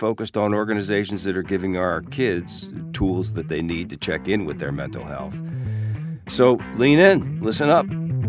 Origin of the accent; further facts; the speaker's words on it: New York, United States; I was in New York, being a New Yorker, and immediately went first to my daughter's school.